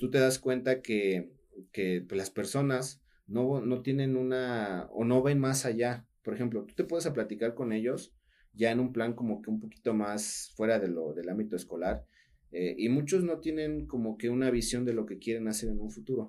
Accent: Altotonga, Veracruz, Mexico; also born or lived in Juan Rodríguez Clara; soy de Alto Tonga

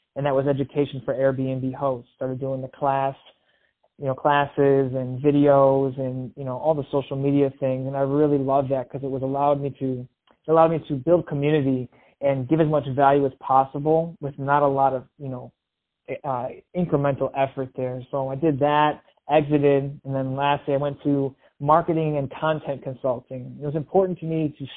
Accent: Michigan, United States; moved away as an adult; now in Los Angeles, United States; I grew up in Michigan. I moved out to Los Angeles, the land of opportunity

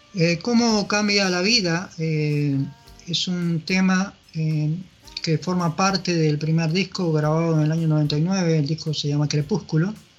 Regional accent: Peru; moved away as an adult; also born or lived in Lima, Peru / Europe; now in Uruguay

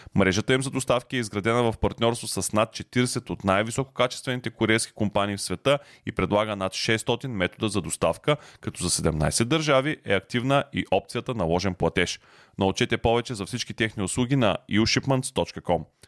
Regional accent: Ruse, Ruse Province, Bulgaria; аз съм от Русе

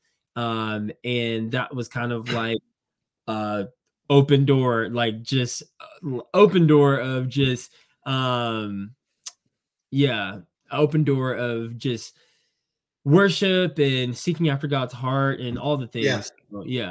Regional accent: Indiana, United States; moved away; also born or lived in Georgia; I was originally from Indiana, and I moved to the South

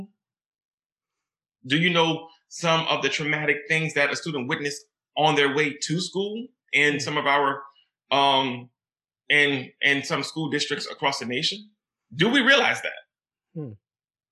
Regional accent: New Orleans, Louisiana, United States; I grew up in New Orleans, Louisiana

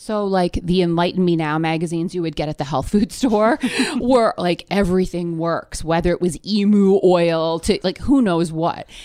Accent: near Toronto, Ontario, Canada; moved away as an adult; now in Brooklyn, United States; I grew up in Canada near Toronto um, through high school

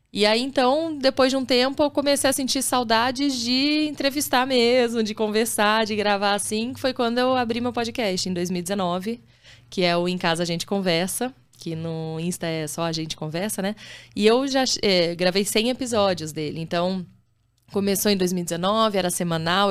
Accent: Campinas, São Paulo, Brazil; also born or lived in Rio de Janeiro; eu nasci no Rio, sou carioca, mas já tô. Eu sou de Campinas, né? Tô lá desde os meus 9 anos de idade

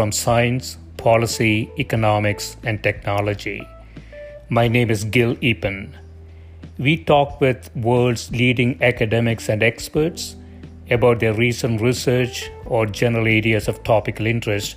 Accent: India; moved away; I grew up in India, and my parents still live there

